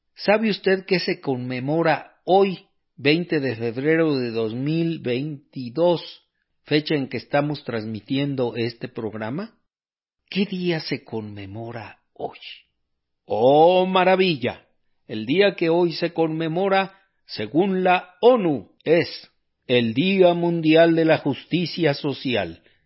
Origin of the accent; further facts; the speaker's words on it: Mexico; aquí en México